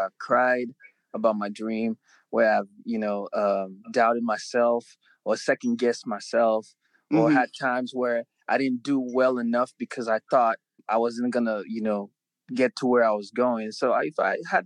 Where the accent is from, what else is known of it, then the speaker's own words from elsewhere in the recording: Nigeria; I was born in Nigeria, which would be what you would call like a very local or rural area